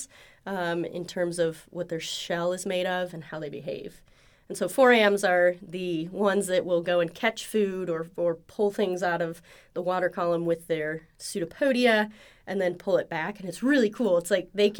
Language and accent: English; Ohio, United States; moved away as an adult; also born or lived in Indiana / Pennsylvania; now in Oklahoma, United States; I'm from Ohio originally, and I've kind of bopped around the Midwest a bit